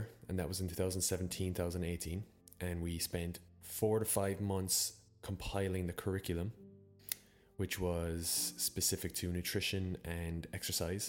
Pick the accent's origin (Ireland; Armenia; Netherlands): Ireland; also born or lived in Copenhagen, Denmark; I actually traveled back to Ireland as a study abroad student, even though I'm Irish